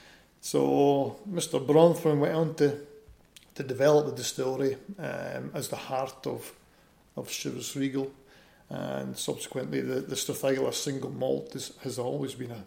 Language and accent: English; Keith, Scotland, United Kingdom; I'm a Keith boy, born and bred in Keith.